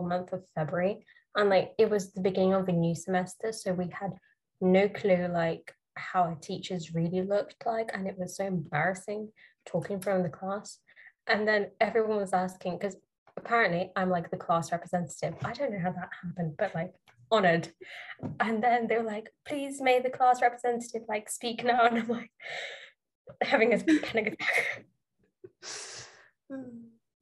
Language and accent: English; Russia; accent: British; I am Russian